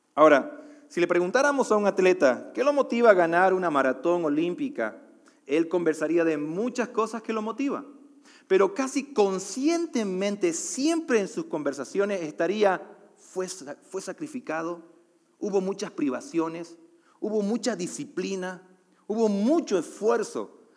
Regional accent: Bolivia; also born or lived in Costa Rica; now in Mexico

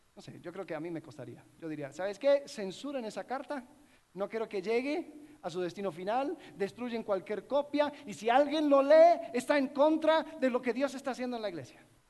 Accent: Miami, Florida, United States; Yo crecí en una iglesia donde, en, Miami donde habían muchas naciones representadas

